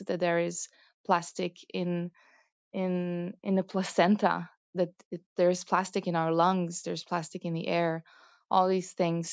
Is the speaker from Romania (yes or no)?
yes; Romania; I'm also originally Romanian